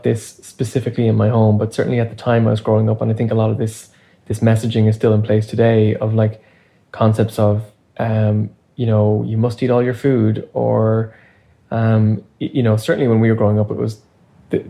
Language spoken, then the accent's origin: English; Ireland; now in Canada; I grew up in Ireland